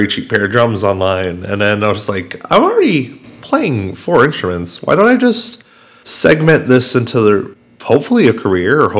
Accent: West Islip, New York, United States; also born or lived in Brentwood, New York; I grew up a lot in that house, so despite being from West Islip, I've had a lot of time in Brentwood through my life

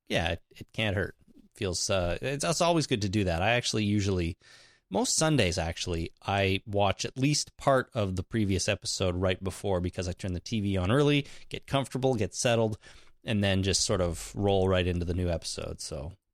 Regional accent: Canada; I'm Canadian

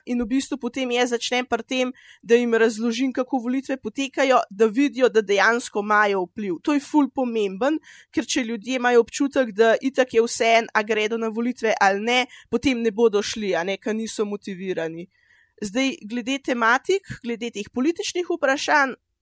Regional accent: Tržič, Upper Carniola, Slovenia; sem iz Tržiča

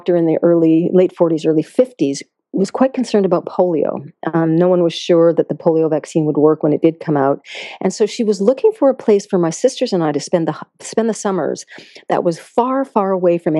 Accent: Concord, Massachusetts, United States; So I grew up in Massachusetts, a very beautiful, beautiful state, actually in Concord, Mass., only a mile away from Walden Pond

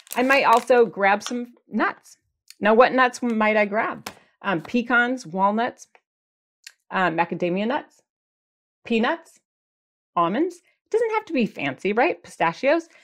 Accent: Michigan, United States; now in California, United States; I'm from Michigan, and we had Chi Chi's restaurant

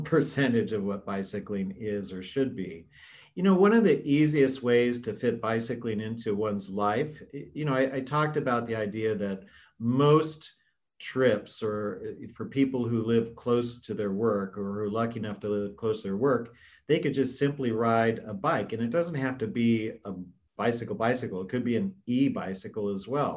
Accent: Washington, United States; now in Washington, D.C., United States; my home state of Washington State

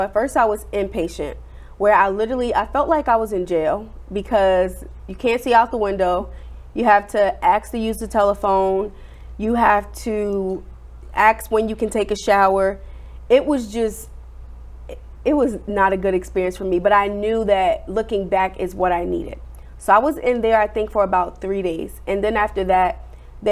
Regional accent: New Jersey, United States; moved away; I'm originally from New Jersey

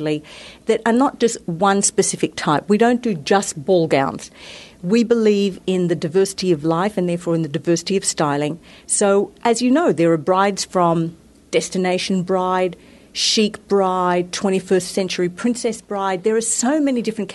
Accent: Australia; now in United States; I am from Australia. I was brought up in a very sunny climate

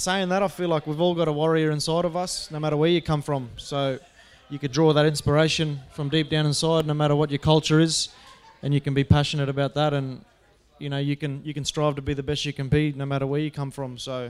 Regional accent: Cairns, Queensland, Australia; But I was born and bred in Cairns, North Queensland, on the east coast there up in the tropics. And my mother's from the Welsh descent.

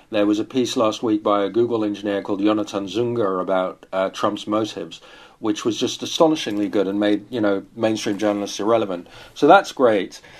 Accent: Netherlands; now in Paris, France; I'm British, I grew up in Holland, I live in Paris, my wife is American, and so on.

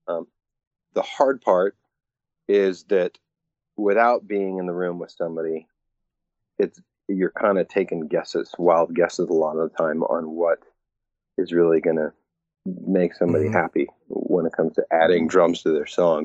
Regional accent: Bellingham, Washington, United States; also born or lived in Seattle; I grew up in Bellingham, Washington, tiny little town, about 100 miles north of Seattle

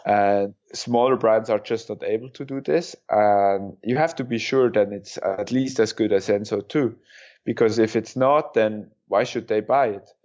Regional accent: Kandersteg, Bern, Switzerland; Kandersteg, my hometown

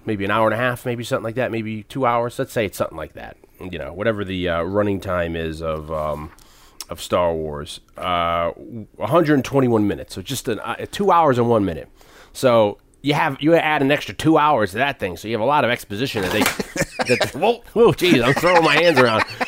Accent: Connecticut, United States; I'm from Connecticut

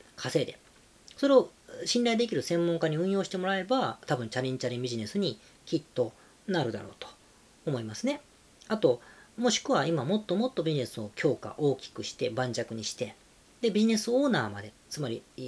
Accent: Osaka, Japan; also born or lived in Kanagawa; now in Tokyo, Japan; 大阪出身です、僕は。もう大阪より東京の方が東京っていうか神奈川東京の方がいる時間が長くなりました

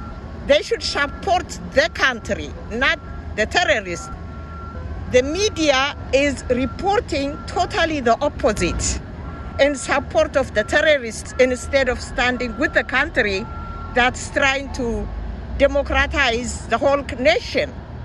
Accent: Ethiopia; now in Virginia, United States

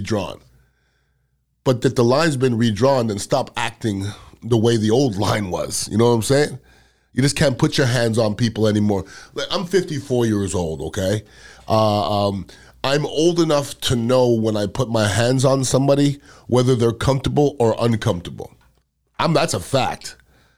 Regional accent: United States; as American

